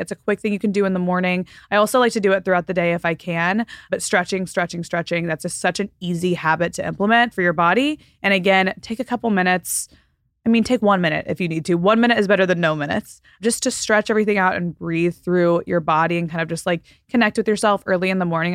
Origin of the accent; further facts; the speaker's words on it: Texas, United States; also born or lived in Florida Panhandle, United States; now in Southern California, United States; And then I moved to Texas, and now I live in Southern California.